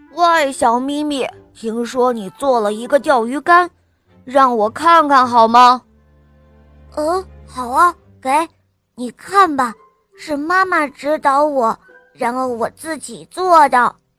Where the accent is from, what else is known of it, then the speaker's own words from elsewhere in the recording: Shanghai, China; 我今年五岁了，我来自上海